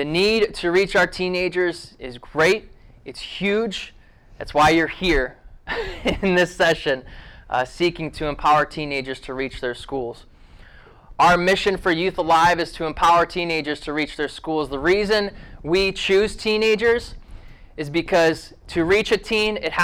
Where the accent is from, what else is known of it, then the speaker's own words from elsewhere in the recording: Ohio, United States; I grew up in Ohio.